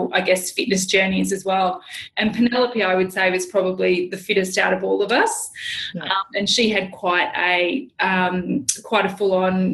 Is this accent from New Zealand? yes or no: yes; New Zealand; I'm from New Zealand.